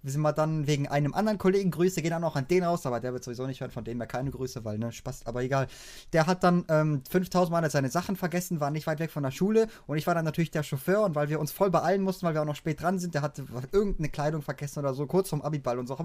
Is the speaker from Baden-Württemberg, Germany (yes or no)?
yes; Baden-Württemberg, Germany; wenn ich dann halt endlich wieder in meine Heimat, in Schwarzwald rauskomme